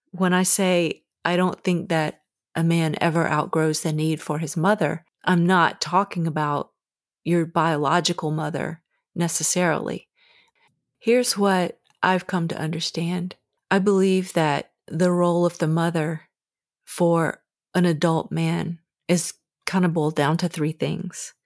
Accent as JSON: {"language": "English", "region": "the South", "country": "United States", "tie": "born or raised there", "said": "Growing up in the South"}